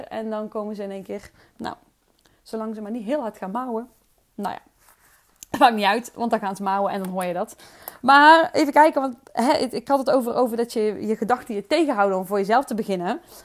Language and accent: Dutch; Oosterhout, North Brabant, Netherlands; accent: soft G; ik kom uit Oosterhout. Ik opereer onder geluk met de zachte G, drie keer waar dat ligt Oosterhout.